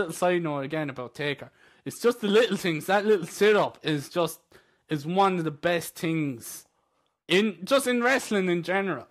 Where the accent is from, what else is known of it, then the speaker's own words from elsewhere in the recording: Ireland; But you see, the thing is, as Irish... We don't really watch American football.